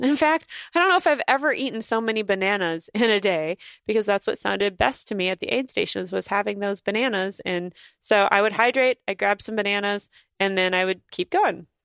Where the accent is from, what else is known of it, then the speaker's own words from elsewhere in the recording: North Dakota, United States; moved away; I'm gonna spend four days in North Dakota where I grew up in July